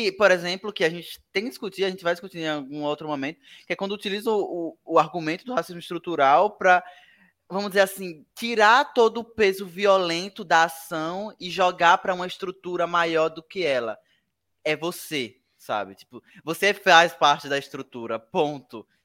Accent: Northeast Region, Brazil; a gente é do Nordeste

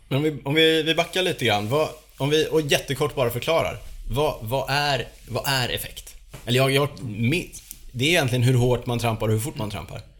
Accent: Borås, Västra Götaland, Sweden; där jag är ifrån. Det är Borås.

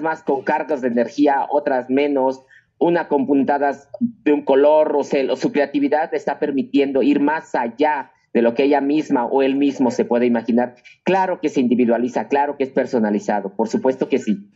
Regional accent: Mexico; así somos los mexicanos, muy, muy, este, muy regateadores

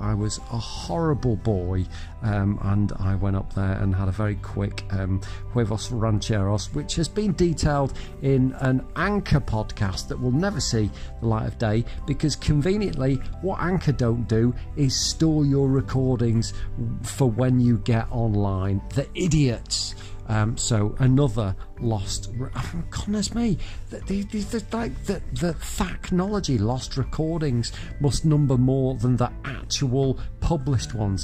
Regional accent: Southport, North West England, United Kingdom; my hometown of Southport

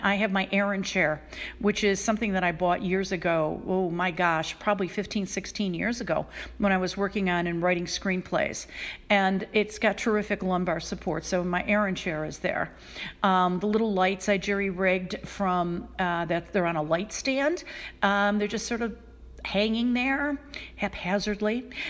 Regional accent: Buffalo, New York, United States; moved away as an adult; I moved back to Buffalo, New York, my hometown.

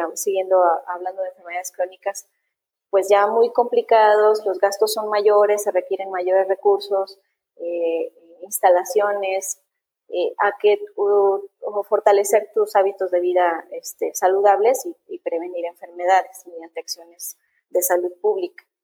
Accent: Mexico; a millones de mexicanos también nos pasa esto

